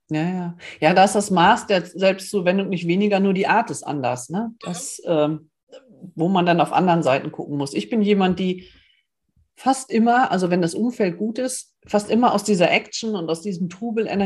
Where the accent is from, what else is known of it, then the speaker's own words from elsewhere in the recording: Northern Germany, Germany; ich bin ein Norddeutscher, ich will an die Küste